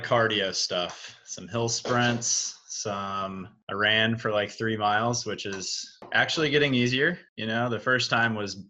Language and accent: English; Chester, Virginia, United States; now in Hermosa Beach, United States; I currently reside in Hermosa Beach, California. I'm from Chester, Virginia, a little small town.